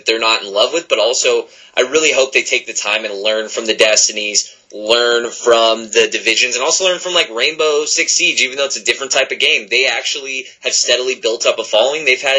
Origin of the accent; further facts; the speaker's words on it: Nevada, United States; Oh yeah, we're from Nevada.